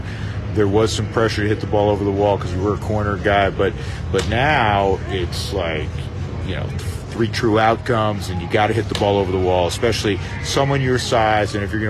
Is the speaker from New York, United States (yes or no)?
yes; New York, United States; I grew up in New York